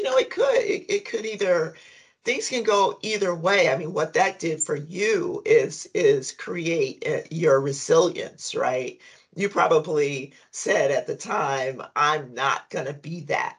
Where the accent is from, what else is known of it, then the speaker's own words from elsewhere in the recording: Compton, California, United States; I'm from Compton